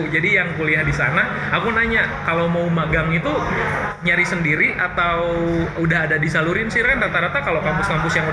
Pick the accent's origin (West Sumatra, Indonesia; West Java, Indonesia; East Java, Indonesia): West Java, Indonesia; Karawang; aku orang Karawang loh